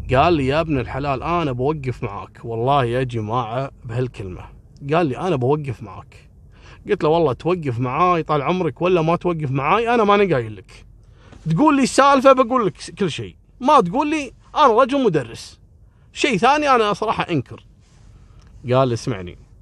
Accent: Kuwait; انا رجال كويتي

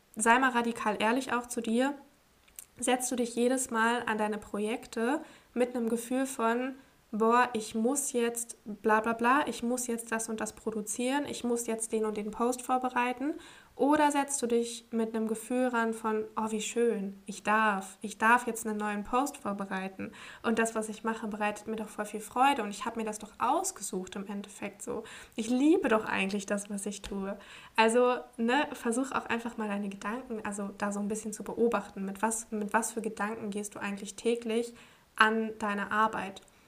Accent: Braunschweig, Lower Saxony, Germany; moved away; also born or lived in Portugal; in meiner Heimat in Braunschweig

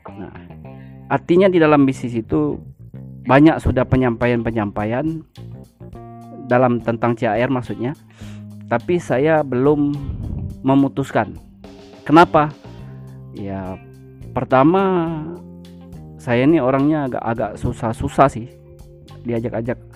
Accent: Tanjung Mas, South Sumatra, Indonesia; born there; Jadi kami itu desa-desa yang sangat terpencil. Itu desa Tanjung Mas itu tempat kelahiran saya.

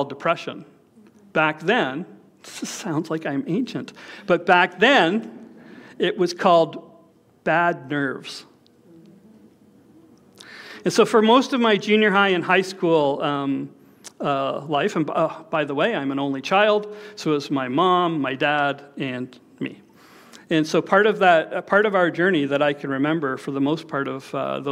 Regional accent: Toronto, Ontario, Canada; We grew up in Scarborough

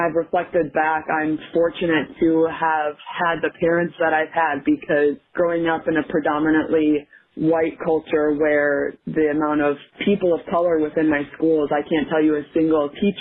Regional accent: Minnesota, United States; I grew up in Minnesota

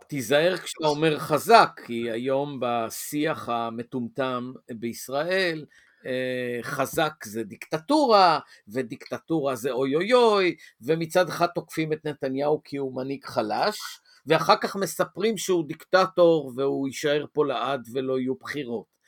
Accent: Tel Aviv, Tel Aviv District, Israel; moved away as an adult; also born or lived in Hadera / Azor; גדלתי בתל אביב ועברתי את כור ההיתוך התל אביבי

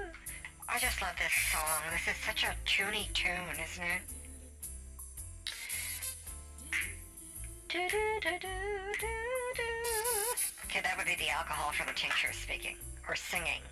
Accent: Las Vegas, Nevada, United States; I'm from Vegas.

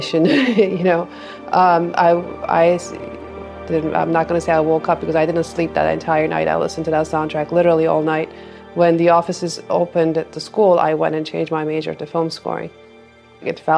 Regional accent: Istanbul, Turkey; moved away; also born or lived in Boston; I'm from Istanbul, Turkey. I started conservatory when I was tiny, about 5-6 years old

